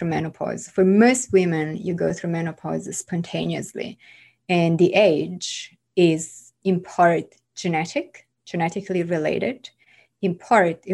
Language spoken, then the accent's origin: English; Italy; moved away as an adult; also born or lived in France; now in New York, United States; growing up in Italy